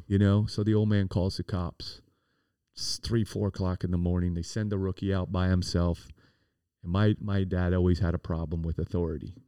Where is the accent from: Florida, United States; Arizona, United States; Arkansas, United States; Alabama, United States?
Florida, United States; Miami; also born or lived in Coral Gables; I was born and raised in Coconut Grove